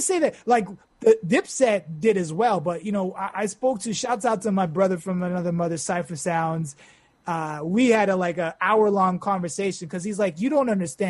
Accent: Yonkers, New York, United States; Uptown, we're from Yonkers, they're from Harlem, and there's people from all the five boroughs here.

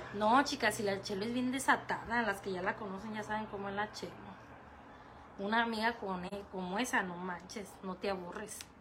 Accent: Michoacán, Mexico; now in Tijuana, Mexico; Yo radico aquí en Tijuana, pero yo soy 100% bien michoacana, chicas no me lo van a dejar mentir porque me dicen muchas, hasta tu acento lo dice todo

